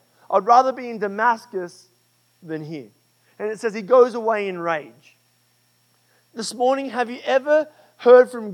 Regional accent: Australia; I'm Australian.

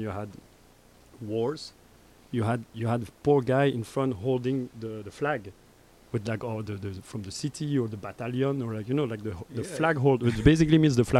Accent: Brussels, Brussels-Capital Region, Belgium; accent: French; English is a second language; moved away as an adult; also born or lived in Montreal / Brazil / Mozambique; now in New York, United States; born and raised in Brussels

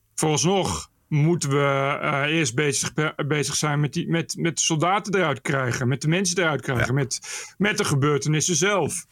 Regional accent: Ede, Gelderland, Netherlands; moved away; also born or lived in Nijmegen; het is gemeente Ede, daar kom ik vandaan

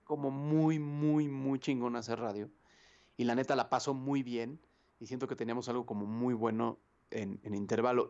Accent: Mexico; nosotros, la neta, como mexicanos

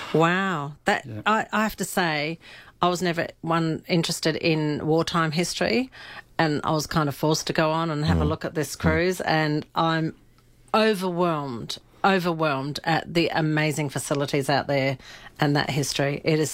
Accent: Germany; I come from Germany

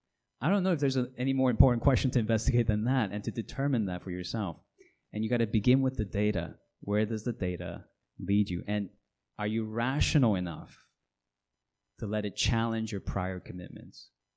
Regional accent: Hong Kong; Some of you know I grew up in Hong Kong as a missionary's kid.

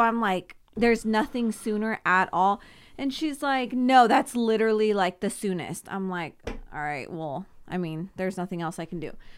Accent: Simi Valley, California, United States; also born or lived in Thousand Oaks / Oxnard; I moved once from Thousand Oaks to Simi Valley

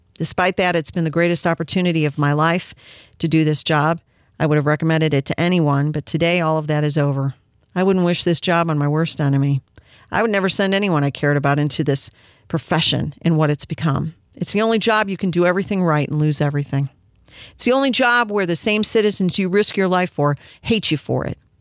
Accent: United States

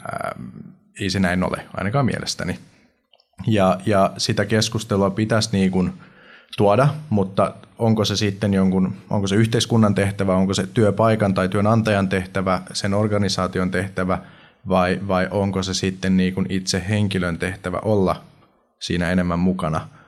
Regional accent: Finland

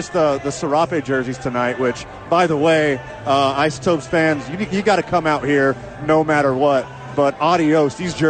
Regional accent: Houston, Texas, United States; I'm from Houston.

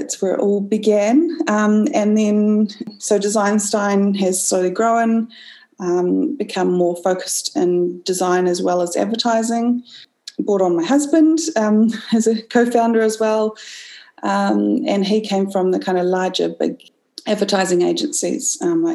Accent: Auckland, New Zealand; I come from Auckland, Tāmaki Makaurau

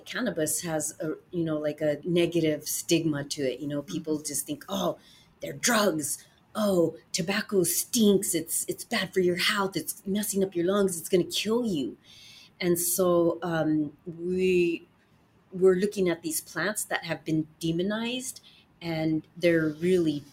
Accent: United States; as an American woman

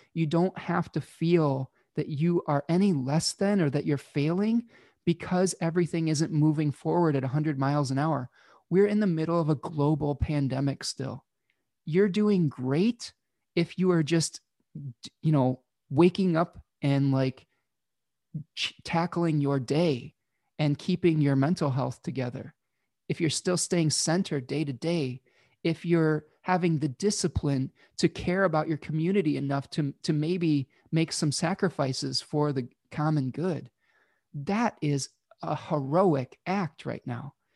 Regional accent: Michigan, United States; my home state of Michigan, in the United States

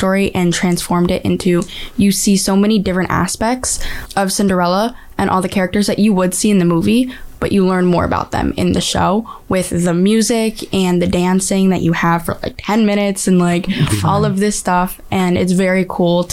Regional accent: Chicopee, Massachusetts, United States; I'm from Chicopee.

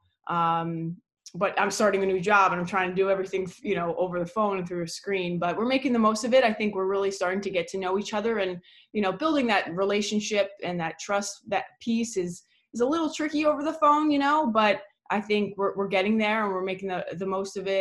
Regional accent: New York, United States; moved away as an adult; also born or lived in New England; I grew up in New York

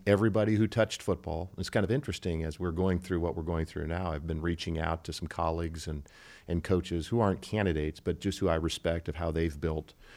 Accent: Cedar Falls, Iowa, United States; now in Nebraska, United States; I grew up in Cedar Falls, Iowa

